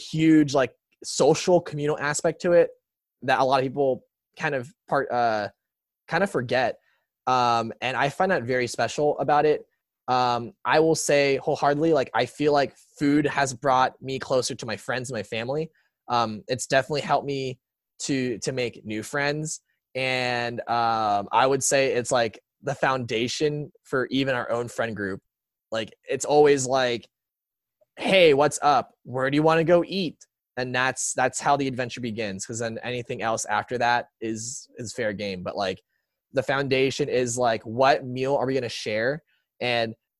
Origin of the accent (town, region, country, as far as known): San Antonio, Texas, United States; born or raised there; also born or lived in Seattle, Washington